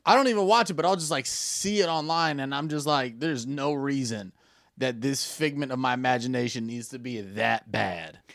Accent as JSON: {"language": "English", "country": "United States", "said": "I'm American"}